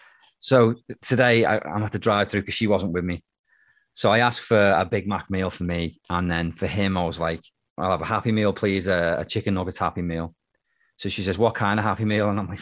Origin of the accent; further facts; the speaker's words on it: Birkenhead, North West England, United Kingdom; also born or lived in Liverpool, United Kingdom; now in Canada; So it may as well be Liverpool, but technically it's not. So, but no one's ever heard of Birkenhead, which is where I'm from.